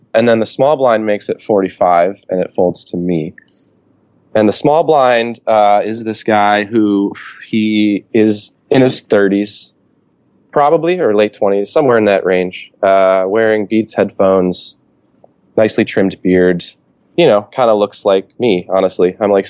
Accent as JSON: {"language": "English", "town": "Cleveland", "region": "Ohio", "country": "United States", "lives_now": "Chicago, United States", "said": "I'm from the Cleveland area. I live in Chicago, and I go back for the holidays"}